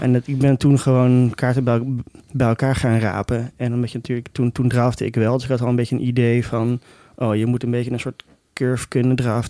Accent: Amsterdam, North Holland, Netherlands; op de middelbare school in, eh, in, in Amsterdam

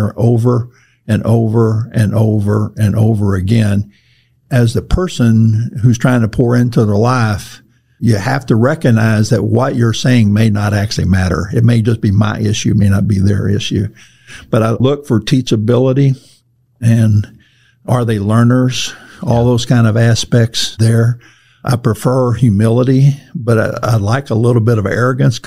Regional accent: Cajun part of the world, Louisiana, United States; I come from the Cajun part of the world.

